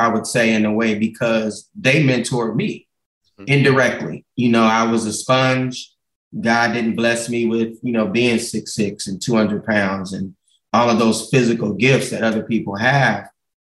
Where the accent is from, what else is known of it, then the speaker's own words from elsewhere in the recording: Gardena, California, United States; I grew up in Gardena, man, right on 132nd and Van Ness, about 200 yards from Raleigh Park